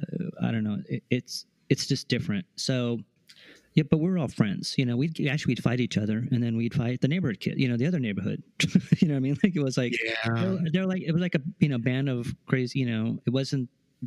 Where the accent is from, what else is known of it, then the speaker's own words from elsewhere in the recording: Sacramento, California, United States; Sacramento. Yeah.